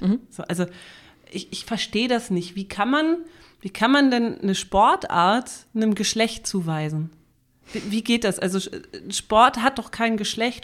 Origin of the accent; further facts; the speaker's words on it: Germany; bei uns in Deutschland